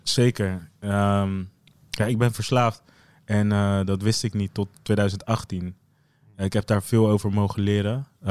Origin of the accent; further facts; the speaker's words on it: Zeeland, Netherlands; moved away as an adult; also born or lived in The Hague; Ik ben opgegroeid in Zeeland